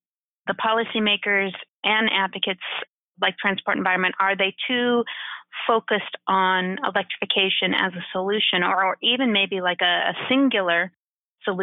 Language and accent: English; United States; I'm American. I'm not in Europe.